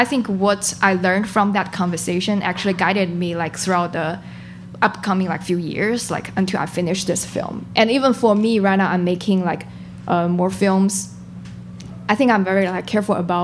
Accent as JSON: {"language": "English", "country": "China", "tie": "born or raised there", "moved": "as an adult", "lives_now": "United States", "said": "I was born and raised in China and I finished my college in China"}